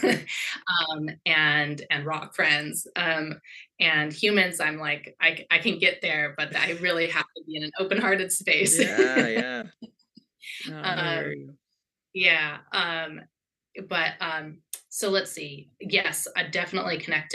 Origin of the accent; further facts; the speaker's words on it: Southeast Alaska, United States; now in Seattle, United States; I grew up in Southeast Alaska